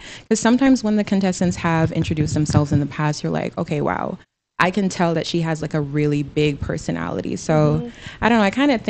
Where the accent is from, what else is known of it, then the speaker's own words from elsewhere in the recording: U.S. Virgin Islands; now in United States; I competed in local pageants back home where I was born and raised in the Virgin Islands, and I recently competed for Miss North Carolina USA this February.